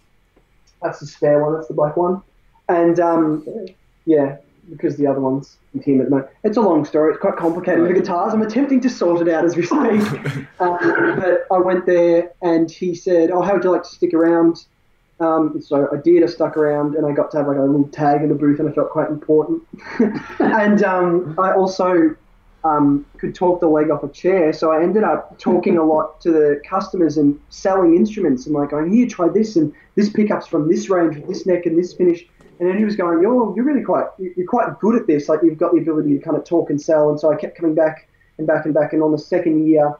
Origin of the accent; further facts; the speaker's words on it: Bendigo, Victoria, Australia; We're from Bendigo, both in the little towns.